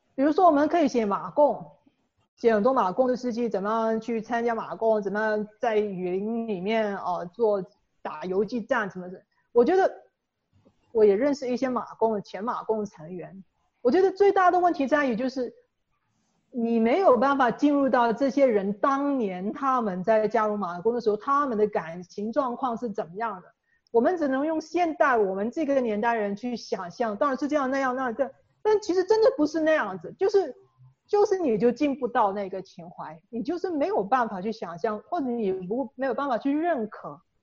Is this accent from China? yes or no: no; Ipoh, Perak, Malaysia; 在我老家怡保，就是我，我从小到大见到的这一批人